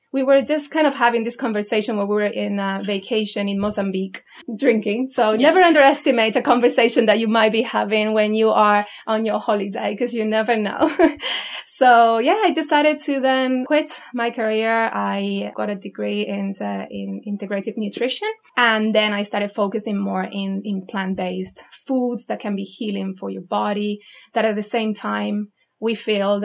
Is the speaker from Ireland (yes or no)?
no; Spain; moved away as an adult; I'm also from Spain